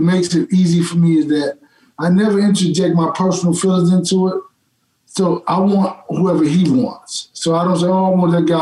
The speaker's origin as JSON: {"language": "English", "town": "Dallas", "region": "Texas", "country": "United States", "tie": "born or raised there", "said": "I grew up, I'm from Dallas"}